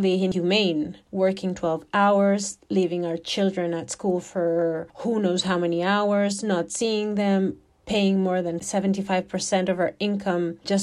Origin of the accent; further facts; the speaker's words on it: Madrid, Community of Madrid, Spain; also born or lived in Alicante; I was born in Vallecas, same neighborhood. I was raised in a Gajo family